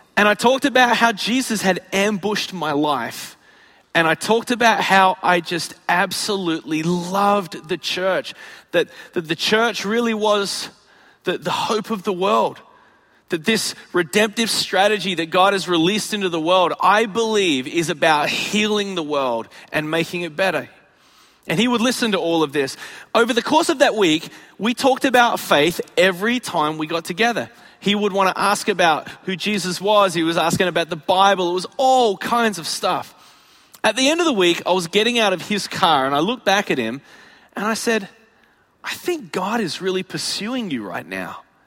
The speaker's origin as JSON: {"language": "English", "country": "Australia", "also_born_or_lived": "Chicago, United States", "moved": "as an adult", "lives_now": "United States", "said": "I'm from Australia, where it's 95% desert"}